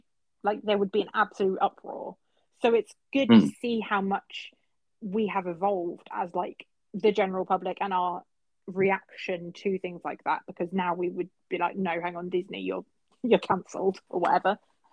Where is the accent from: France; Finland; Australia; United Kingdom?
United Kingdom; England; as English kids